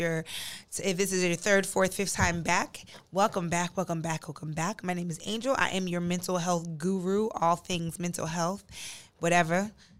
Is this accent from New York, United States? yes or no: no; New Jersey, United States; now in Texas, United States; we're from New Jersey